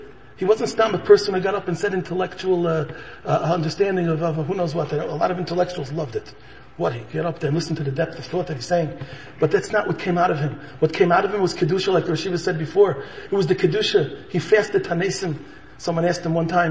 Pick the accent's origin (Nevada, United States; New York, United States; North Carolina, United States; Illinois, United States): Illinois, United States; Chicago; I'm a born and bred in Chicago